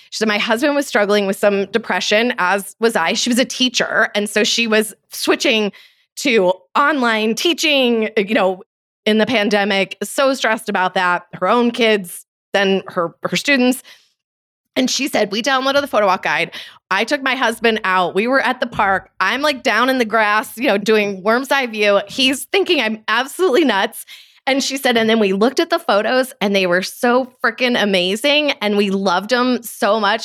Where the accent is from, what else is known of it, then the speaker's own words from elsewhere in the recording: Detroit, Michigan, United States; now in Colorado, United States; I live in Colorado now, which is a very scenic place, but I grew up outside of Detroit, Michigan